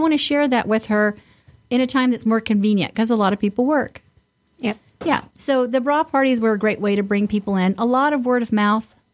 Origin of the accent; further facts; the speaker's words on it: the South, United States; now in Detroit, United States; I grew up in the South and, and at the beach